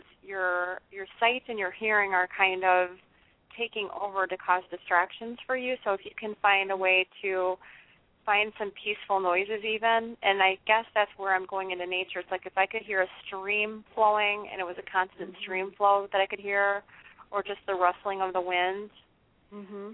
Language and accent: English; Chicago, Illinois, United States; I'm pretty much from the Chicago area